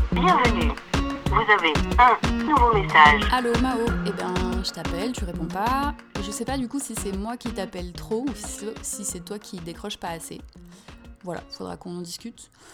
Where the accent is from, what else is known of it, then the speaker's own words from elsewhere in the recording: France; moved away; also born or lived in Canada; nous en tant que Français de France